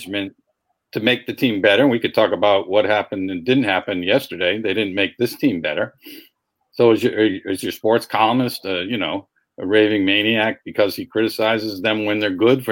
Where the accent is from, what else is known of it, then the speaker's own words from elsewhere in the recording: Boston, Massachusetts, United States; now in Buffalo, United States; I grew up in Boston